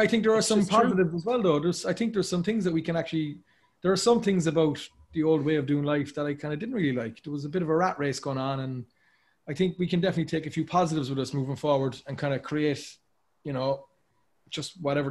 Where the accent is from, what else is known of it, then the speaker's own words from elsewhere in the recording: Cork, Munster, Ireland; moved away as an adult; also born or lived in Dublin, Ireland; now in New York, United States; as a kid when I was growing up in Cork, I always wanted to move to Dublin.